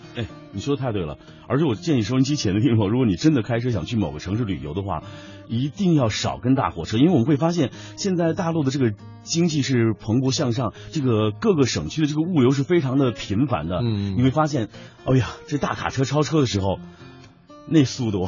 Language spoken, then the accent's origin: Chinese; Lanzhou, Gansu, China; 我的家乡甘肃兰州，就是在这个崎岖的这个盘山路当中